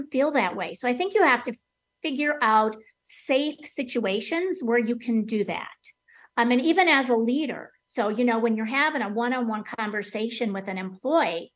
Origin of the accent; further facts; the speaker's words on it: Wisconsin, United States; growing up in Wisconsin during football season with the Green Bay Packers